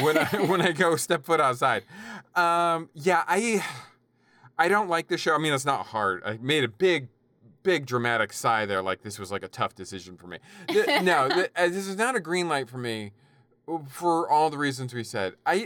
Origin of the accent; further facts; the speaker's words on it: United Kingdom; As a Brit, I should have been doing an accent, damn it.